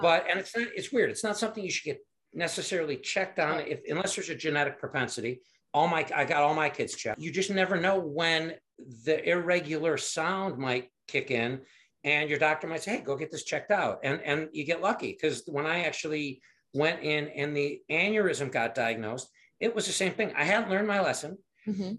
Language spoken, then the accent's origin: English; Michigan, United States; moved away as an adult; also born or lived in Fort Carson, Colorado / Chicago area; now in Cary, Illinois, United States; I grew up in Michigan